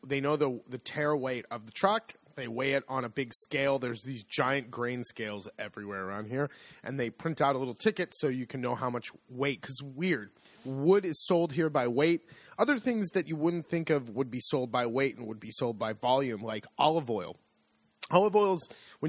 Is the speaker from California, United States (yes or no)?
yes; San Francisco Bay Area, California, United States; moved away as an adult; also born or lived in New York / Seattle; now in Italy; I was born in New York, grew up in the San Francisco Bay Area